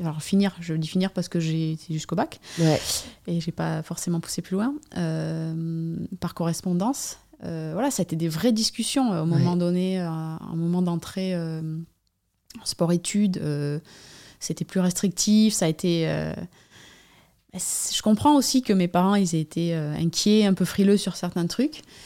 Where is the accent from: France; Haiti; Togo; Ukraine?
France; Anglet, Nouvelle-Aquitaine; J'habite, euh, Anglette, sur la côte basque, euh, endroit où j'ai grandi aussi